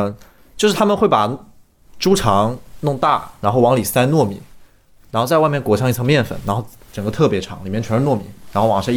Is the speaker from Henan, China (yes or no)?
no; Shenzhen, Guangdong, China; also born or lived in Fujian; 其实我是在深圳长大，但我是回福建过年，